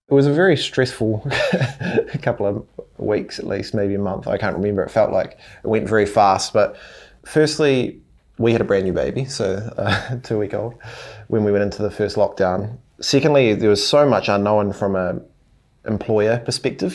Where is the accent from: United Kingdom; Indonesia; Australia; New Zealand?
New Zealand; Hawera, Taranaki; We grew up in Harwada in Taranaki, so a small town.